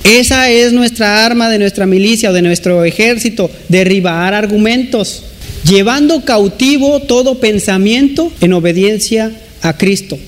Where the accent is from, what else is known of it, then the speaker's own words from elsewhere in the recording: Mexico; como mexicanos